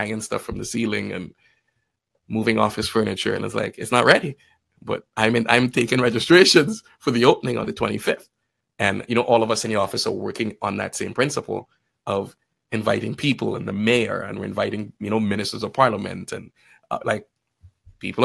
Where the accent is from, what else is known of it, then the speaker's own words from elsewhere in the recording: Trinidad & Tobago; moved away as an adult; also born or lived in Guyana; now in Canada; Lived in Trinidad between 9 and 18. And that's where I really consider myself Trini, because I'm like, that's where my memories are. That's where I grew up